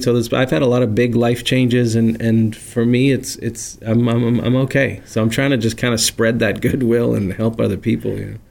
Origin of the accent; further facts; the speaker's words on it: Peabody, Massachusetts, United States; now in Burlington, United States; I'm originally from Peabody, Mass